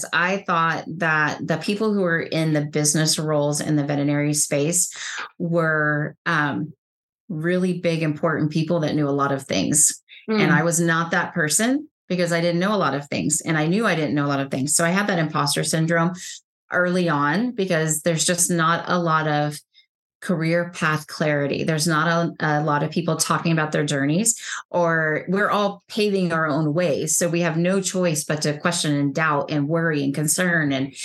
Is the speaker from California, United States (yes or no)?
no; Texas, United States; I'm from Texas